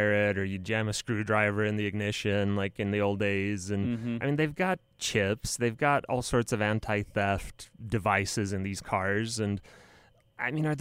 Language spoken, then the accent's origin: English; Romania; moved away; I'm from Romania originally